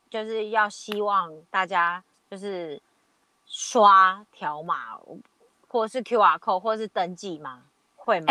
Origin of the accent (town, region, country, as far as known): Taiwan; now in Australia